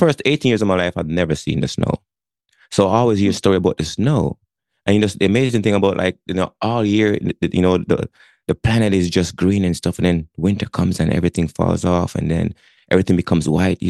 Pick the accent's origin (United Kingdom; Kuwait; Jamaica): Jamaica; moved away as an adult; now in Connecticut, United States; My story started back in Jamaica. I grew up in Jamaica, moved from Jamaica to the United States. 18 years old, I show up on the shores of Connecticut